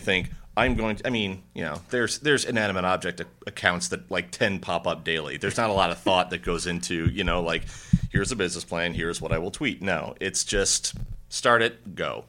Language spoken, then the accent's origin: English; Indiana, United States; I'm from Indiana.